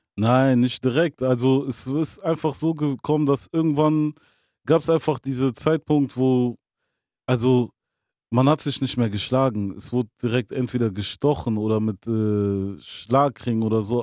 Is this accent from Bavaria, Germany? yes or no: no; Bonn, North Rhine-Westphalia, Germany; also born or lived in Angola (roots)